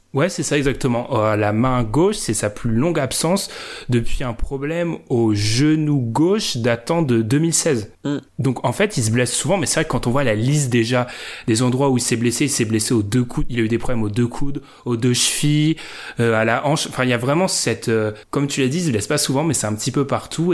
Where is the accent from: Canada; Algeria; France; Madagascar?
France; on est français